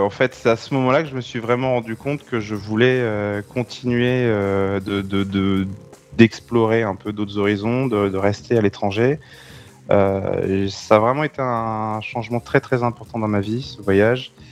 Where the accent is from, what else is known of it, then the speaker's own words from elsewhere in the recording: Centre-Val de Loire, France; Justement, peut-être parce que je viens du Loir-et-Cher.